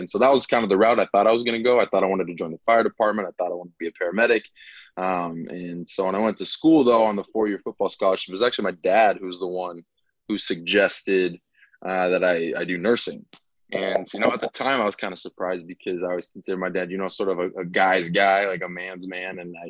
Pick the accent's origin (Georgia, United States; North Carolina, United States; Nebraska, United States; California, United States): Nebraska, United States; Omaha; moved away as an adult; also born or lived in Sioux City, Iowa; I am originally from Omaha, Nebraska, born and raised.